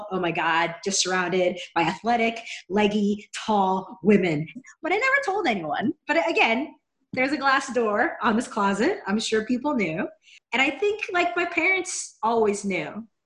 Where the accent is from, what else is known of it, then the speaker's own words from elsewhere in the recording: Seattle, Washington, United States; moved away as an adult; now in Los Angeles, United States; I grew up in Seattle and then I moved down to Los Angeles about 14 years ago.